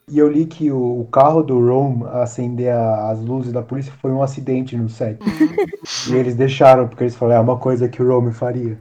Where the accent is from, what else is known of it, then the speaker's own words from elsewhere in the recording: Brazil; a gente é brasileiro